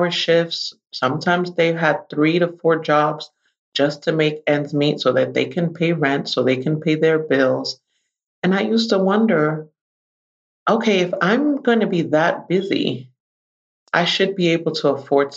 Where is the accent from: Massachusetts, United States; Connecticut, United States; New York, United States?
New York, United States; New York City; I am a native New Yorker. I grew up in the Bronx, New York.